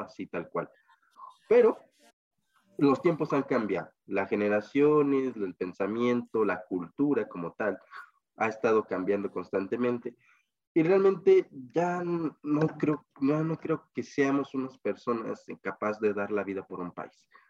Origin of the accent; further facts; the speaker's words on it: Mexico; mi país